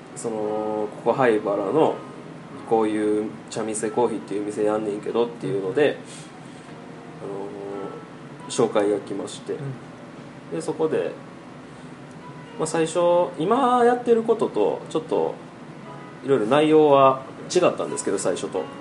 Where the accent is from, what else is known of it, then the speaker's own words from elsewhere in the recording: Awaji Island, Hyogo, Japan; moved away as an adult; also born or lived in Osaka / Fujian, China; 地元が淡路島の漁師とか